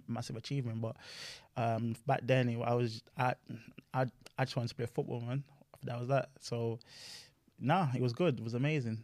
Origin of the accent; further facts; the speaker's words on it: Luton, East of England, United Kingdom; also born or lived in France; I'm from Luton, so that's my hometown